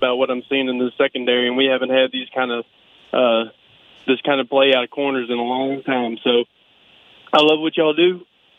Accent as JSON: {"language": "English", "town": "Port Neches", "region": "Texas", "country": "United States", "said": "Port Neches, Texas."}